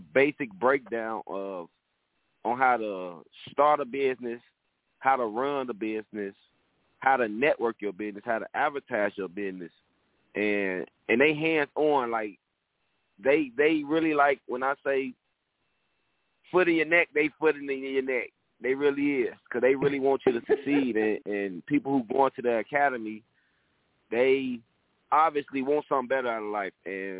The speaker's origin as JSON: {"language": "English", "town": "Chicago", "region": "Illinois", "country": "United States", "tie": "born or raised there", "said": "I'm from Chicago, Southside, Inglewood, on 62nd and Laughlin. That's where I grew up. My family from the low end, 39th Street, the Wells, Ida B. Wells Projects. And when my mom moved from down there, we moved to Inglewood"}